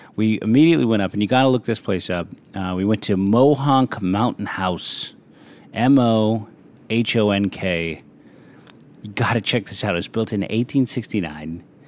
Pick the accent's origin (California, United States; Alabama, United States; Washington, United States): California, United States; San Francisco; moved away; Played a lot of street football growing up in San Francisco